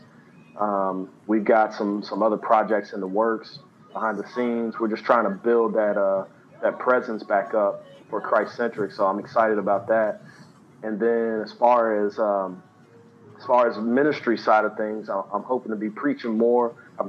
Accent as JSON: {"language": "English", "region": "the South", "country": "United States", "said": "I'm from the South. I started out making South music."}